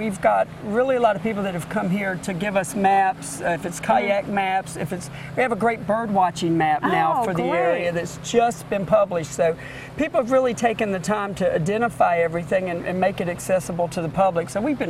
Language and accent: English; Southport, North Carolina, United States; I grew up here in Southport, and I can remember being a little kid actually playing on the tree.